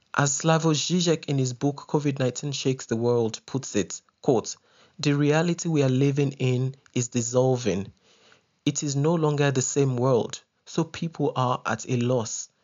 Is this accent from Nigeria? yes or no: yes; Ibadan, Oyo, Nigeria; moved away as an adult; now in South Africa; I spent my formative and adult years in Ibadan, one of Nigeria's most popular and populous cities.